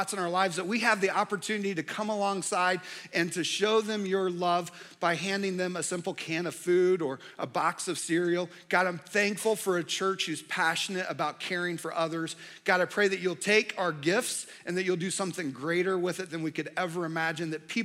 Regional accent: Indianapolis, Indiana, United States; moved away; also born or lived in Charlotte area, North Carolina; I grew up in Indianapolis

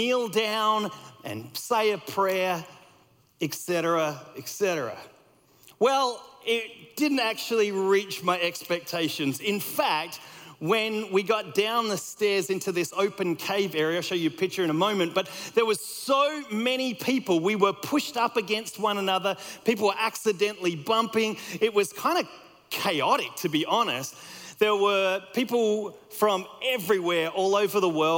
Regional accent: Australia; moved away as an adult; also born or lived in United States; I grew up in Australia

